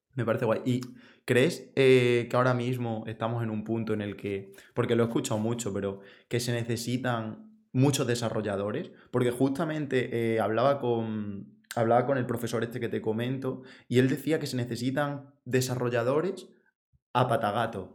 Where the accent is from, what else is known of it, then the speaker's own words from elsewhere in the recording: Extremadura, Spain; Yo, soy de Extremadura